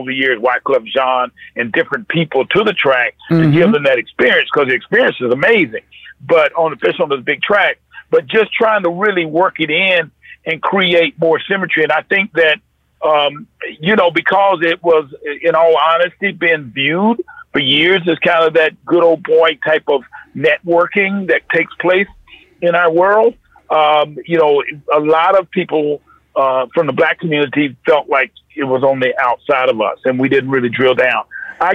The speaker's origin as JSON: {"language": "English", "region": "North Carolina", "country": "United States", "said": "I grew up around the sport. I'm from North Carolina."}